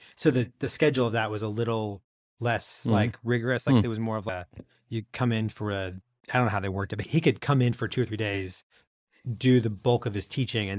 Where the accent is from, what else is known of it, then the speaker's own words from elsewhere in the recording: St. Louis, Missouri, United States; the school district next to us was Ferguson. I grew up in Florissant, was Ferguson, where like all the Ferguson riots and things were. Right? Yeah. So that is the edge of where I grew up.